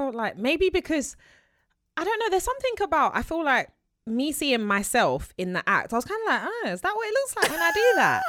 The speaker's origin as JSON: {"language": "English", "town": "Peckham", "region": "London", "country": "United Kingdom", "said": "I grew up on Morley's. I'm from South London, Peckham."}